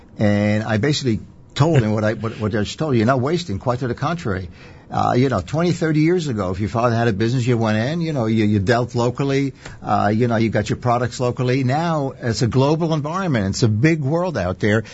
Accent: Israel; now in United States; I was born and raised in Israel

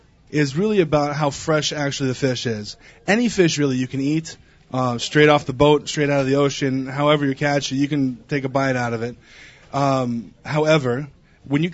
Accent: Seattle, Washington, United States; moved away; I'm from Seattle, Washington

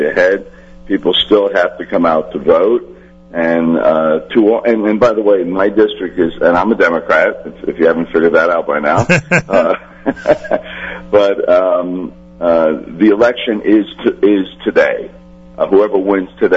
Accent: Elizabeth, New Jersey, United States; The 20th district encompasses the city of Elizabeth, where I was born. I like to say I was born on Franklin Street, down Elizabeth Port. I was raised in Bay Way, and I now live on Irvington Avenue in the Westminster area.

